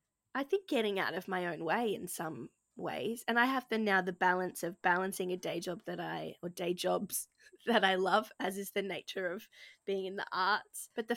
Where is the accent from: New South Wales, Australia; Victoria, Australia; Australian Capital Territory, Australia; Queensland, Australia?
Queensland, Australia; Gold Coast; I grew up on the Gold Coast in Queensland, Australia, and was a chubby kid, asthmatic kid who hated the beach.